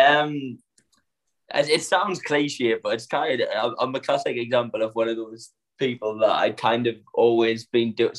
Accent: Sunderland, North East England, United Kingdom; accent: northern; now in London, United Kingdom; I'm from Sunderland in the northeast

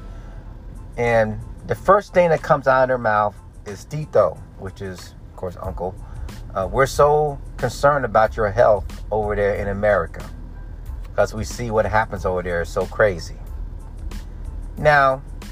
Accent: United States; being American, because I am

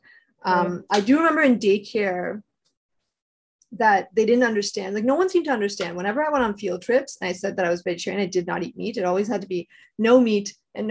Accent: Toronto, Ontario, Canada; I grew up in Scarborough and in like a really multicultural area.

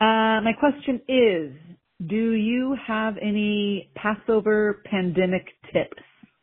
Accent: North Carolina, United States; now in Sacramento, United States; I live in Sacramento, California, but I'm originally from North Carolina

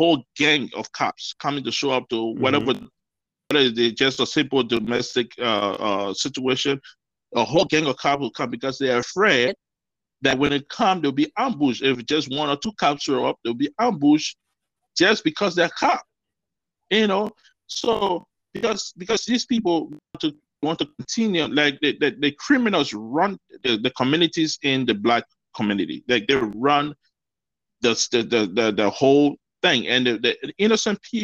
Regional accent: Philadelphia, Pennsylvania, United States; moved away; I grew up in Philly, okay, Philadelphia

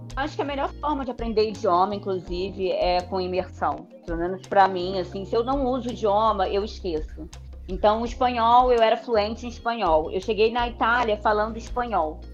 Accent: Brazil; eu que sou brasileira

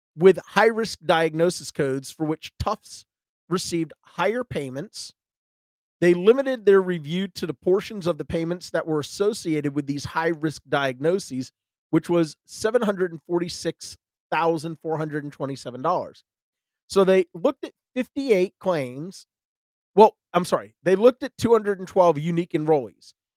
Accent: Georgia, United States; I'm from Georgia

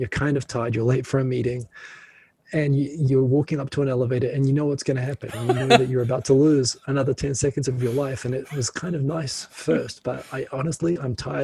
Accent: New Zealand; moved away as an adult; also born or lived in Auckland; now in Tokyo, Japan; I'm from New Zealand

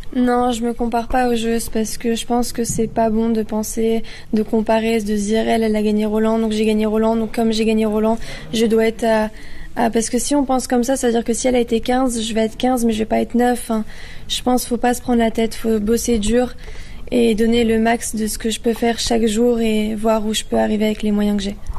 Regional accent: Lyon, Auvergne-Rhône-Alpes, France; now in Cannes, France; je suis lyonnaise, j'ai mes parents qui vivent à Lyon, moi je vis vers Cannes

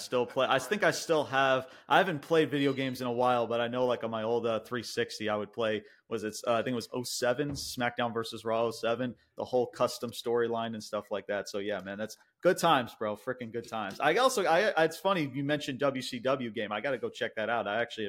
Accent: Long Island, New York, United States; I'm from Long Island, New York

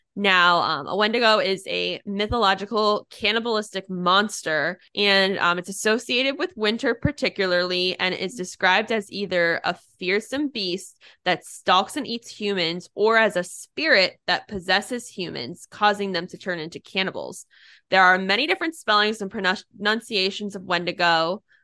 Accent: United States; I'm from Pennsylvania, New Jersey area

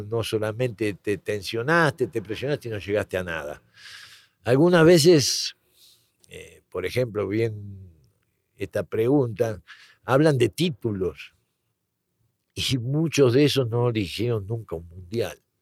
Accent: Argentina; moved away as an adult; now in Mexico; nací en Argentina

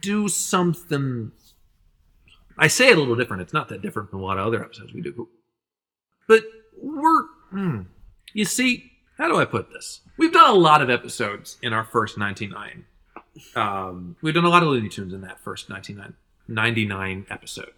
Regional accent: Philadelphia, Pennsylvania, United States; we're from the Philadelphia area.

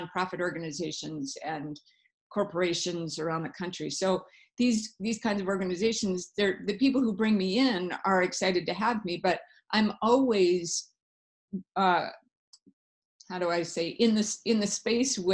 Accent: South Africa; moved away; I was born in Africa, so that may have had something to do with it in South Africa.

